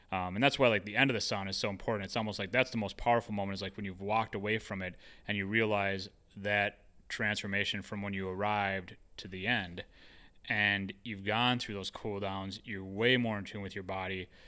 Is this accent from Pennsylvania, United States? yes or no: no; Hawaii, United States; also born or lived in Minnesota; I would like to take it to Hawaii because I grew up there. Uh, after like I grew up in Minnesota, my family moved us to Hawaii